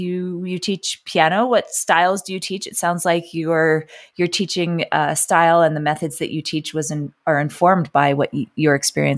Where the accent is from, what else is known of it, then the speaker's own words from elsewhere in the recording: New York City, New York, United States; I grew up in New York City